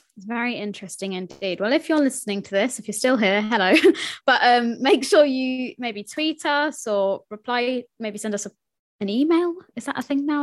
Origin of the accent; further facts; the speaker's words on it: United Kingdom; I am British